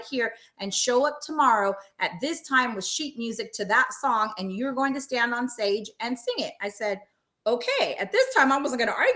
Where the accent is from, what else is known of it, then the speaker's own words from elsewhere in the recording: Long Beach, California, United States; I used to live in Long Beach, so I'm from the Long Beach area